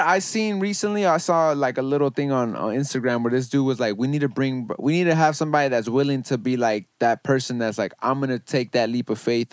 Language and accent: English; Los Angeles, California, United States; I grew up in Van Nuys